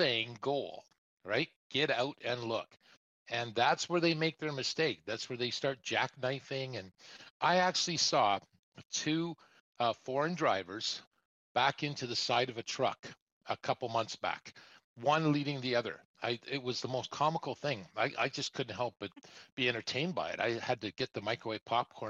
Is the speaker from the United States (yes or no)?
no; Canada; I being a Canadian